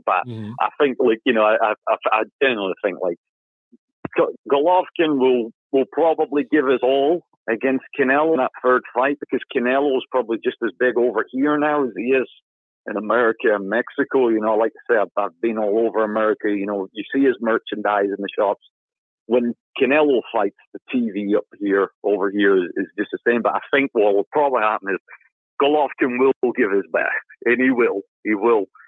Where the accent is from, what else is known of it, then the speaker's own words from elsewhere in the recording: United Kingdom; I'm a Brit